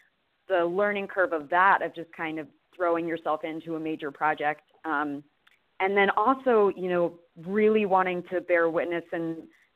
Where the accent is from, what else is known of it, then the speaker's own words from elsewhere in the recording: Baltimore, Maryland, United States; I was born and raised in Baltimore